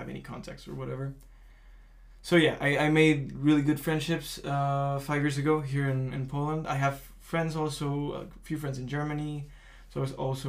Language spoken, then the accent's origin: English; Mexico; moved away; I was born in Mexico in 1998